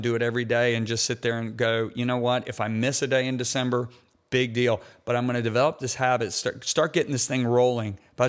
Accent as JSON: {"language": "English", "region": "Michigan", "country": "United States", "tie": "born or raised there", "said": "I grew up in Michigan."}